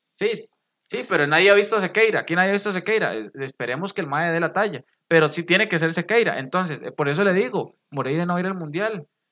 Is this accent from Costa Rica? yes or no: yes; Costa Rica; sabemos que como ticos